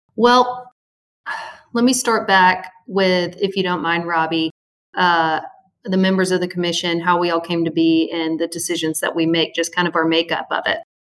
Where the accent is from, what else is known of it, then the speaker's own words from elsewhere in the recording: Little Rock, Arkansas, United States; I'm from Little Rock, Arkansas, born and raised in the natural state of Arkansas.